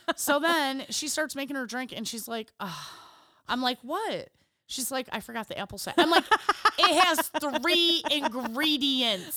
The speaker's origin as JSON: {"language": "English", "region": "Illinois", "country": "United States", "said": "we're from Illinois"}